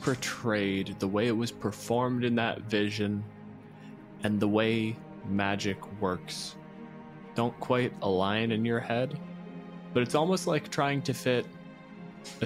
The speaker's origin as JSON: {"language": "English", "country": "Canada", "said": "I'm a physicist from Canada"}